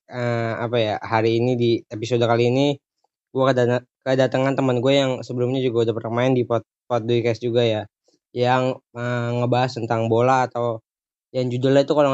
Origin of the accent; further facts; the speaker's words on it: Tanjung Priok, Jakarta, Indonesia; Oh, gue dari Priuk gitu, hmm. Jakarta Utara, Jakarta Utara Priuk gitu.